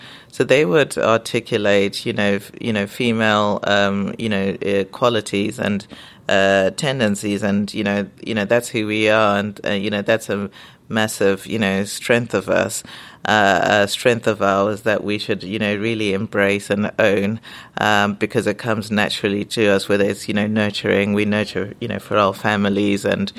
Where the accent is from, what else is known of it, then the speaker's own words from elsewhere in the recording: Zimbabwe; also born or lived in England; now in United Kingdom; You know, I'm from Zimbabwe, so it's a British colony, so a lot of things are familiar. Mm-hmm. But then also, you know, living here, I did grow up in England, but went back to Zimbabwe.